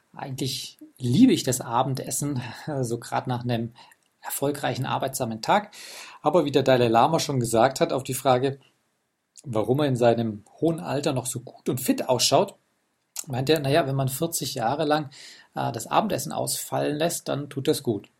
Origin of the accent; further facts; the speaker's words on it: Germany; bei uns in Deutschland